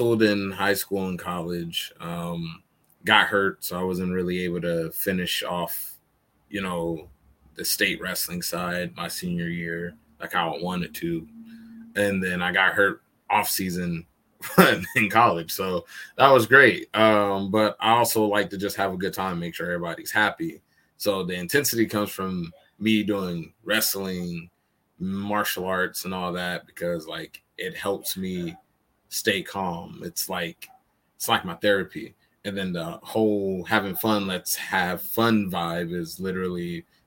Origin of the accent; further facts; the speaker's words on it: Stockton, California, United States; also born or lived in Oakland, California; I grew up in Oakland, California, and then moved to Stockton. You know, I lived with my grandparents for most of my life